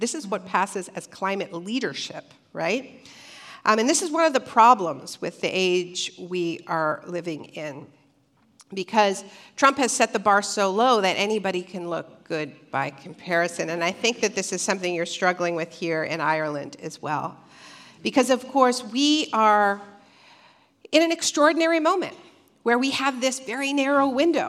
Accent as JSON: {"language": "English", "country": "Canada", "said": "I am Canadian originally, and my Prime Minister, Justin Trudeau, who may or may not be reelected on Monday, positioned himself as a major climate leader."}